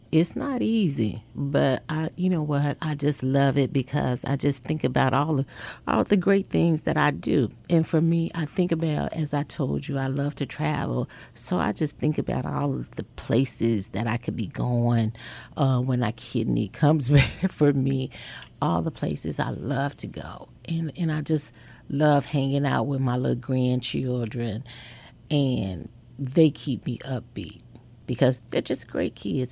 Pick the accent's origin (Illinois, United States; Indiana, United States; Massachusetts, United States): Illinois, United States; Chicago